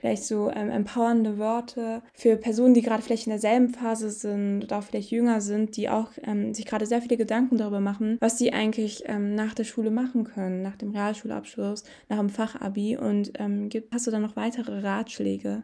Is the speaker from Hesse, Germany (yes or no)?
no; Bottrop, North Rhine-Westphalia, Germany; ich komme aus Bottrop